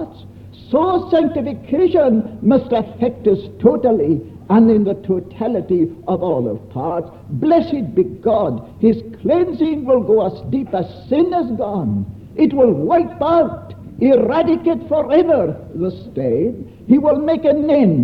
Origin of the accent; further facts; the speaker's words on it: Scotland, United Kingdom; I come from Scotland